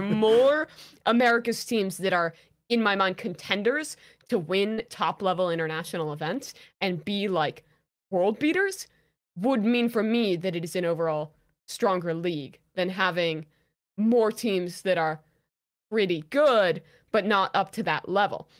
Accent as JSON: {"language": "English", "country": "United States", "said": "as an American"}